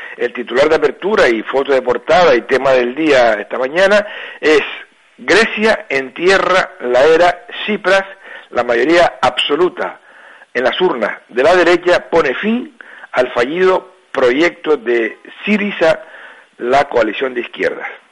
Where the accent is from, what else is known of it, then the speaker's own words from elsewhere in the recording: Gran Canaria, Canary Islands, Spain; los que somos de Gran Canaria